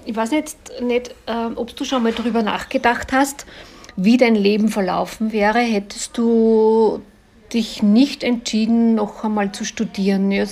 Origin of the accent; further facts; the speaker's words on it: Linz, Upper Austria, Austria; ich komme ja aus Linz